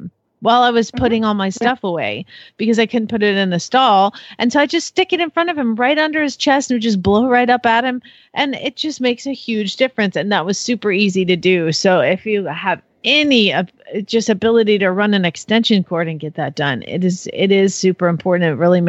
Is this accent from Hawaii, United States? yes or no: no; Georgia, United States; I'm from Georgia